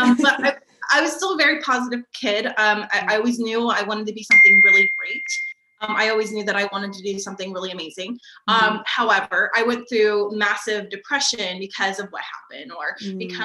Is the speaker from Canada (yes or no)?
no; Sacramento, California, United States; I am from Sacramento, California